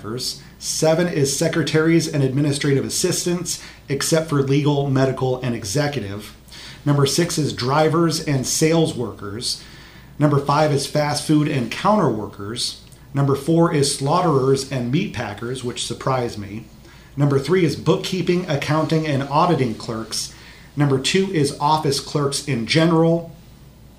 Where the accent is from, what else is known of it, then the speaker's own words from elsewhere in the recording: Marion, Iowa, United States; I grew up in Marion, not too far from the Collins or Rockwell Collins headquarters in Cedar Rapids